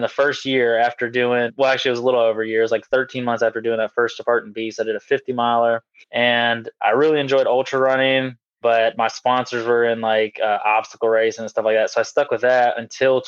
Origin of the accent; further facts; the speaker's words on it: Lexington, South Carolina, United States; I'm from Lexington, South Carolina. Pretty much grew up here my whole life since I was five